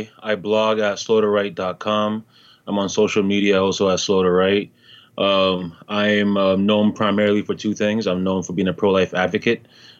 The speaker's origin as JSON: {"language": "English", "town": "Toronto", "region": "Ontario", "country": "Canada", "tie": "born or raised there", "also_born_or_lived": "Ghana / Montreal", "lives_now": "United States", "said": "But I was born originally in Ghana, West Africa, and I moved to Canada when I was 10 years old. Originally, I lived in Montreal, the French city in Canada, and then I moved to Toronto when I was about 13."}